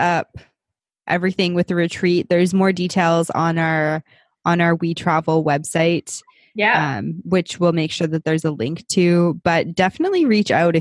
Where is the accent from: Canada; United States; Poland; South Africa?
Canada; we're both Canadian